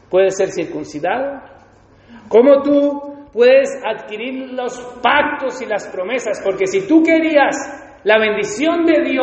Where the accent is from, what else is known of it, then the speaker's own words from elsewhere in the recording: Spain; cuando somos españoles, sacamos la foto, ponemos la bandera de España, todo orgulloso.